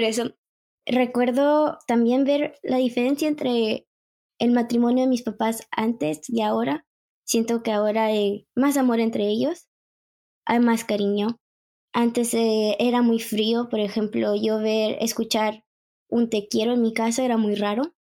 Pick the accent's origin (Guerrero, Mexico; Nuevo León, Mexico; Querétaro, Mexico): Nuevo León, Mexico; Monterrey; now in Canada; nací en México, Monterrey, y me vine a Canadá en el 2011